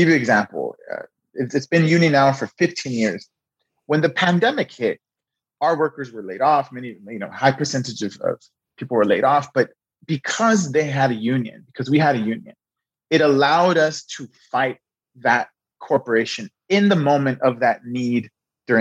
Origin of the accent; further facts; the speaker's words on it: Los Angeles, California, United States; I was born and raised in South Central Los Angeles